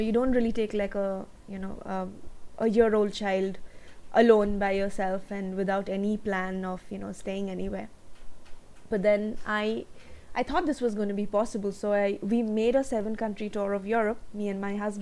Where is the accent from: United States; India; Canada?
India; I'm from India